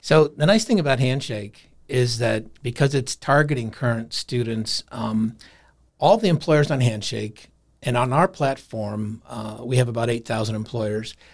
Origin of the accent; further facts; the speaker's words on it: Des Moines, Iowa, United States; moved away as an adult; also born or lived in Colorado / Vail, Colorado; I'm from Des Moines, Iowa, but I ended up in Colorado